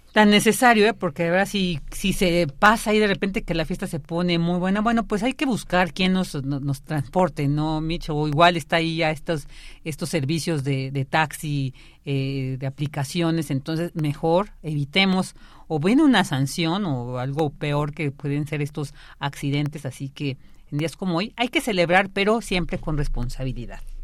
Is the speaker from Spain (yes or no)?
no; Mexico; nos sentimos muy orgullosas y orgullosos de pertenecer a este país